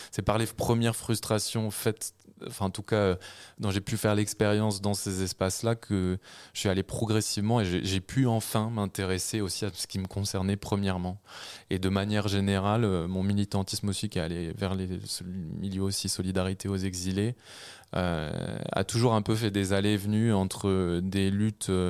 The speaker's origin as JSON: {"language": "French", "region": "Normandy", "country": "France", "tie": "born or raised there", "said": "Moi, j'ai grandi en Normandie, euh, j'ai fait mes, mes débuts, enfin, quasiment toutes mes études. Euh, à Paris euh, ensuite."}